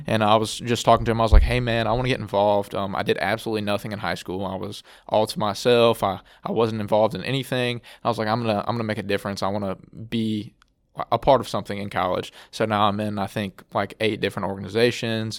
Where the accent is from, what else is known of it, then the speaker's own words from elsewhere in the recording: Alexandria, Louisiana, United States; I'm from, uh, Alexandria, Louisiana, just a little bit south of here